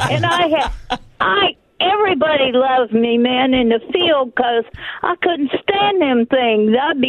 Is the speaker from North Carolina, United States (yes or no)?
no; Johnstown, Pennsylvania, United States; now in Louisiana, United States; I grew up in a steel town, steel and coal.